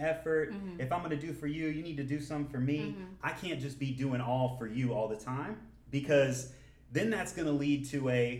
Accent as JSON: {"language": "English", "town": "Atlanta", "region": "Georgia", "country": "United States", "said": "I'm from Atlanta."}